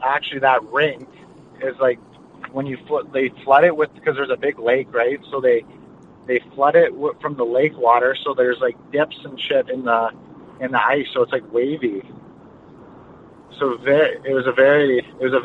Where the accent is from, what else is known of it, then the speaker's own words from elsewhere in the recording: Westlock, Alberta, Canada; also born or lived in Fort Saskatchewan; I was originally born in St. Albert. So I was born there. And then when I was about, I only lived there for about a couple years, and I moved to Fort Saskatchewan. Lived there for a bit, and then moved up north to a small town called Westlock, which is about an hour from Edmonton